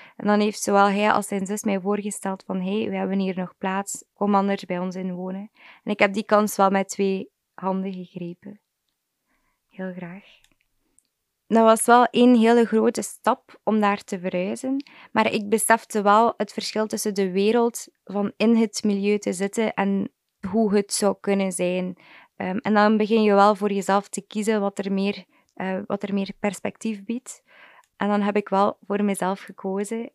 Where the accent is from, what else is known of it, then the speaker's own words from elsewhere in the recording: Wevelgem, Flanders, Belgium; ik ben 23 jaar, ik kom uit Wevelgem